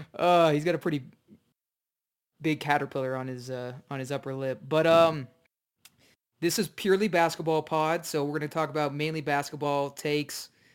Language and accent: English; Dallas, Texas, United States; me and Brandon, we're originally from Dallas, so we are diehard Mavs fans.